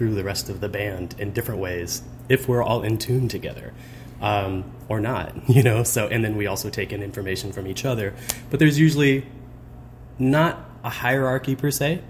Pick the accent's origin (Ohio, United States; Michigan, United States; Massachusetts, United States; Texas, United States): Texas, United States; Fort Worth; now in St. Louis, United States; I grew up in Fort Worth, Texas